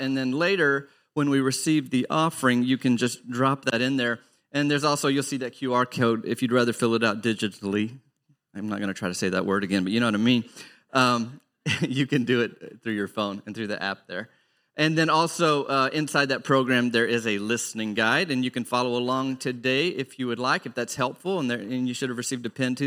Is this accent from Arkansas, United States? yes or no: yes; Arkansas, United States; I grew up in Arkansas